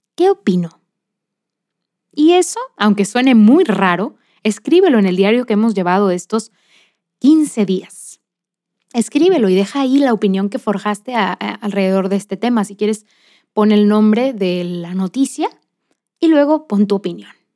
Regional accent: Monterrey, Nuevo León, Mexico; soy de Monterrey, Nuevo León, México

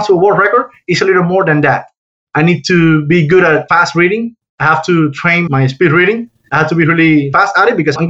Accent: Havana, Cuba; moved away as an adult; now in United States; I was born and raised in Cuba, in Havana, Cuba

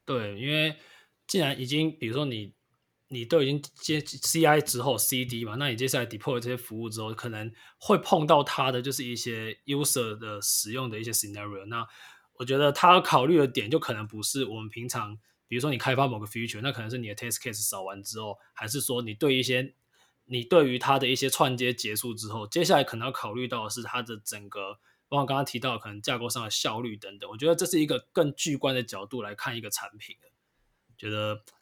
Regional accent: Taiwan; 最近我们台湾的疫情虽然最近有稍微缓和一点，不过就是还在还在一个封城状态啊

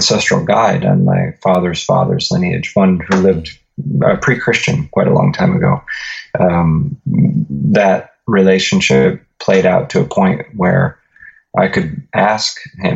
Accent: Northeast Ohio, United States; I was born and raised in Northeast Ohio.

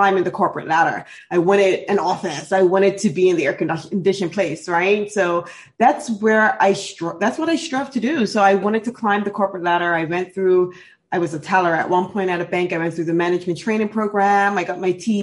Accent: Bermuda; I'm actually born and raised in Bermuda

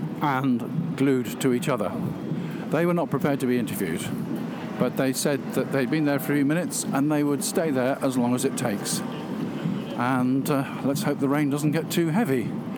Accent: York, Yorkshire and the Humber, United Kingdom; Leeds, oh, I come from York.

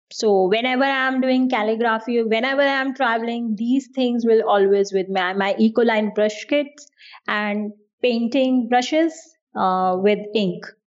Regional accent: New Delhi, Delhi, India; first language Hindi; English is a second language; I'm from India and I'm from the capital of India, which is New Delhi.

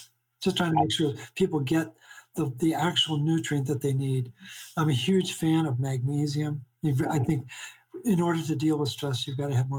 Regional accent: Baltimore, Maryland, United States; But I'm originally from Baltimore.

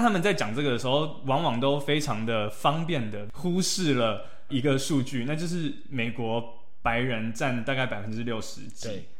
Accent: Taiwan; moved away; 我们台湾人到了美国，我们同样也是少数族裔

